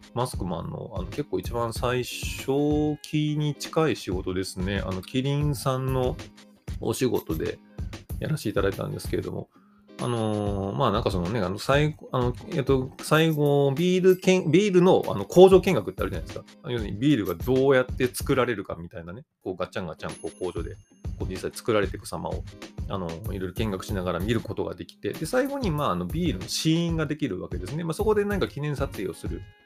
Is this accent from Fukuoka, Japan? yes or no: no; Kyoto, Japan; now in Tokyo, Japan; 地方出身者、まあ、あの京都生まれ